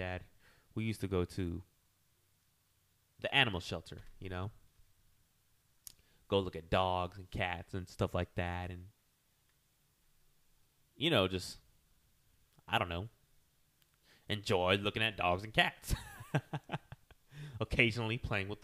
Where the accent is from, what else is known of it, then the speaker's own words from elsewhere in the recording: United States; as a American